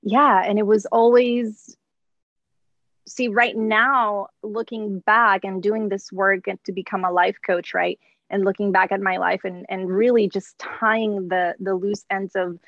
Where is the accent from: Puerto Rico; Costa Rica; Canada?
Puerto Rico; moved away as an adult; also born or lived in Texas; now in United States; Born and raised in Puerto Rico. I didn't come to the States until I was probably mid 27, so 28